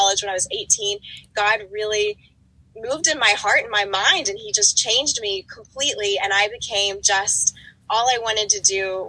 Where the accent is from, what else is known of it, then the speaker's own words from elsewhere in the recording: West Virginia, United States; moved away as an adult; now in Miami, United States; I grew up in West Virginia.